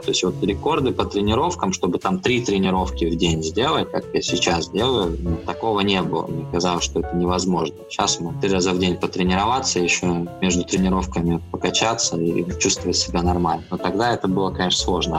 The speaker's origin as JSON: {"language": "Russian", "town": "Belgorod", "region": "Belgorod Oblast", "country": "Russia", "moved": "as an adult", "lives_now": "Saint Petersburg, Russia", "said": "Из Белгорода"}